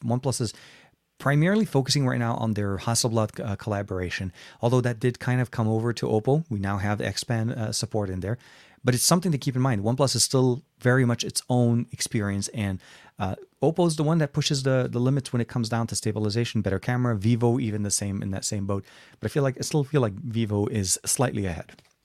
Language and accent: English; Lebanon; now in United States; Lebanon, my home country